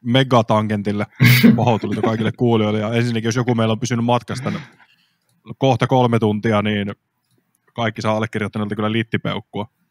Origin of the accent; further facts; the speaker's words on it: Kyyjärvi, Central Finland, Finland; mä oon siis Kyvijärveltä